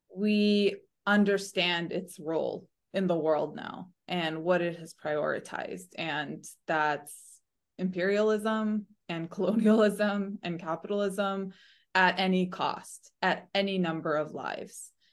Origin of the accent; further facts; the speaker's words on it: United States; as American voters, as American taxpayers, as American Democrats